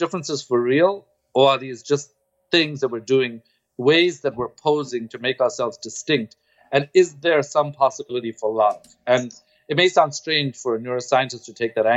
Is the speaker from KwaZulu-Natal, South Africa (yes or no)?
yes; Durban, KwaZulu-Natal, South Africa; moved away; also born or lived in Stellenbosch; I grew up in Durban, and I was the first student of color in this department that I went